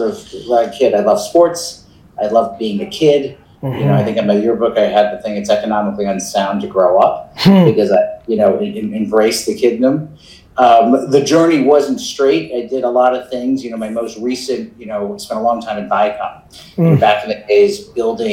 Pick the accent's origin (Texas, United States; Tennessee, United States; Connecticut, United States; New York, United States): New York, United States; I grew up in New York